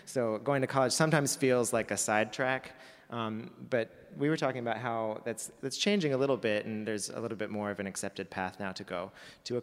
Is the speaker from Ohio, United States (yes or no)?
yes; Cincinnati, Ohio, United States; now in San Francisco, United States; I grew up in Ohio, Cincinnati, Ohio